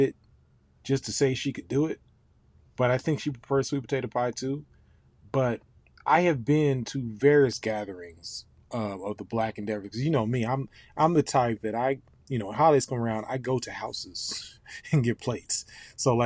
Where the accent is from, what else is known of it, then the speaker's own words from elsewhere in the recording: Ohio, United States; now in Atlanta, United States; I grew up in Ohio, but I've been coming to Atlanta since I was about five